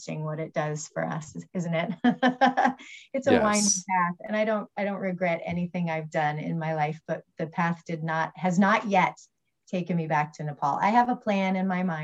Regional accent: Albuquerque, New Mexico, United States; I was raised Catholic in Albuquerque

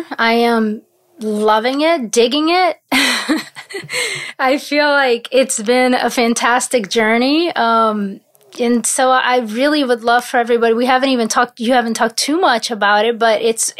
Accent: Paris, Île-de-France, France; My father is from Paris. I have family in Paris. So I grew up in Paris a lot.

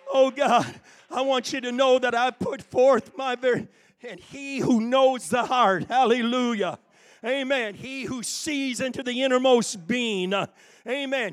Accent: Connecticut, United States; My youth leader, when I was growing up in Connecticut, his name was Dave Catania

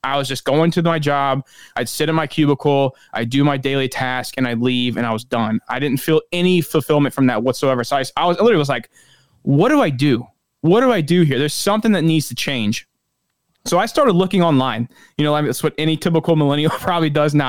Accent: St. Louis, Missouri, United States; I'm from St. Louis, Anheuser-Busch

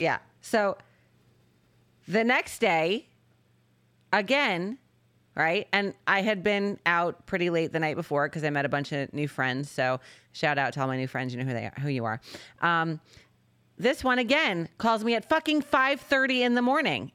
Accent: Connecticut, United States; moved away; we're originally from Connecticut

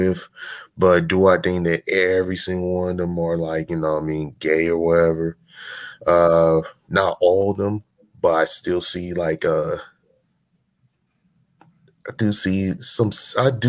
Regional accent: California, United States; I'm from California

